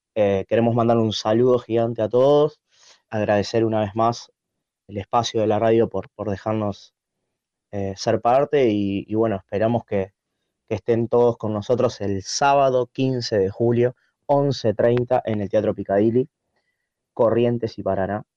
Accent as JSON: {"language": "Spanish", "region": "Montevideo", "country": "Uruguay", "said": "de Montevideo, de Uruguay"}